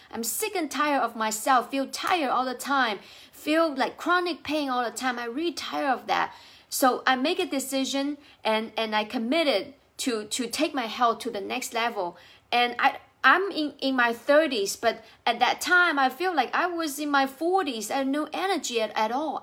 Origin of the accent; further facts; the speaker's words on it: China; English is a second language; now in United States; I speak with an accent because I, I wasn't born in the U S, I was, uh, born and raised in China